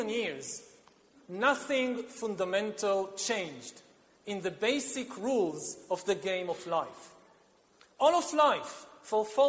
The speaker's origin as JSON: {"language": "English", "country": "Israel", "said": "my home country of Israel"}